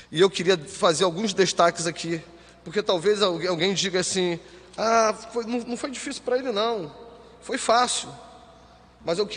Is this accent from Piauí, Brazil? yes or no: no; Rio de Janeiro, Brazil; moved away as an adult; nós viemos do Rio para cá, né? E, e, e eu lembro que quando eu cheguei aqui não tinha quase nada a minha vinda para cá, queridos, foi dramática.